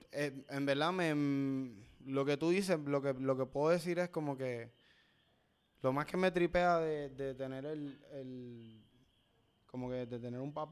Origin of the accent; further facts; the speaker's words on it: Dorado, Puerto Rico; Yo, digo que yo soy dorado.